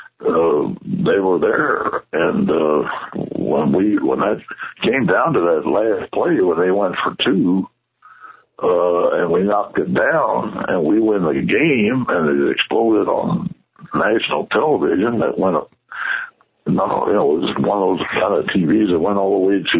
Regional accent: Louisville, Kentucky, United States; moved away; Louisville, which that was my hometown

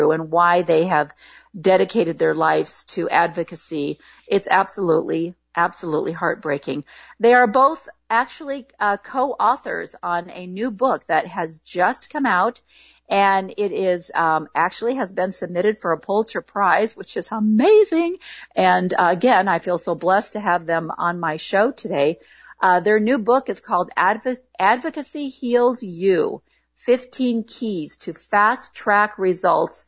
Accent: Illinois, United States; now in Portland, United States; I grew up in Illinois

